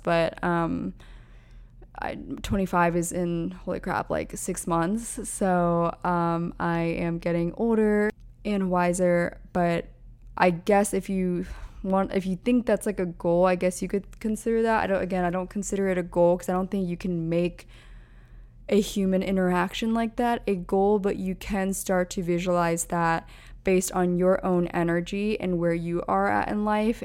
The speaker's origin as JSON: {"language": "English", "region": "Pennsylvania", "country": "United States", "tie": "born or raised there", "also_born_or_lived": "Orange County, California / Los Angeles, California", "moved": "as an adult", "lives_now": "New York City, United States", "said": "I grew up on the East Coast in Pennsylvania, so we had cold winters already"}